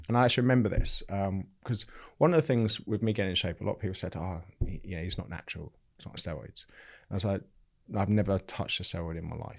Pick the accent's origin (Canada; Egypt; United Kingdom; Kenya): United Kingdom; Bognor Regis, South East England; I grew up in, in Bognor Regis in West Sussex. I still live in Bognor Regis now.